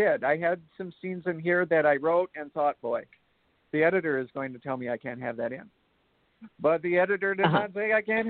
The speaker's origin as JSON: {"language": "English", "region": "Wisconsin", "country": "United States", "tie": "born or raised there", "said": "I'm from Wisconsin."}